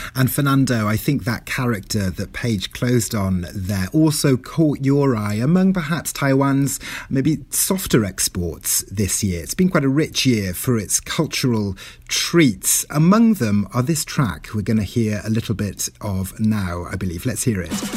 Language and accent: English; Wales, United Kingdom; first language Welsh; English is a second language; now in Toronto, Canada; my mother tongue there, Welsh